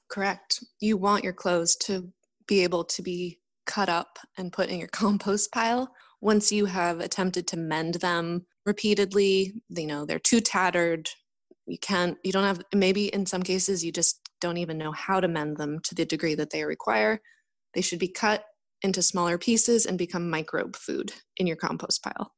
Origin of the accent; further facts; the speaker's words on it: north of San Francisco, near Point Reyes National Seashore, California, United States; I grew up just north of San Francisco in an area near the Point Reyes National Seashore